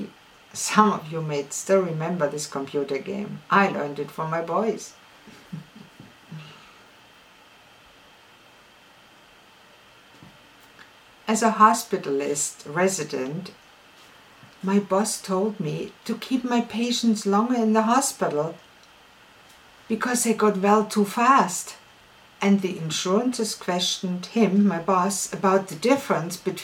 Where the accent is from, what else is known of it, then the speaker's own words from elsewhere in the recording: Ulm, Baden-Württemberg, Germany; I was born in Ulm, in southwest Germany.